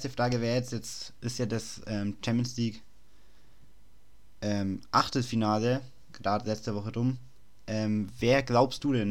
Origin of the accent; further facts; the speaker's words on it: Nuremberg, Bavaria, Germany; Ich meine, ich bin ja auch aus Nürnberg.